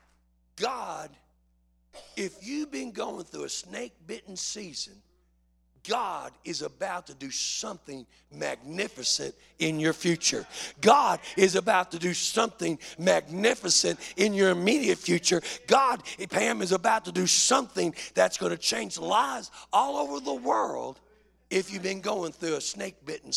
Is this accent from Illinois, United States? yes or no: yes; Chicago, Illinois, United States; I grew up in Chicago